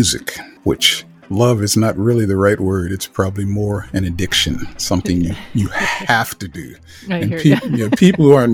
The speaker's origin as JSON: {"language": "English", "town": "Cincinnati", "region": "Ohio", "country": "United States", "tie": "born or raised there", "also_born_or_lived": "Williamstown, Massachusetts / Albany", "moved": "as an adult", "lives_now": "Seattle, United States", "said": "I was born and raised in Cincinnati, Ohio. That's where I grew up"}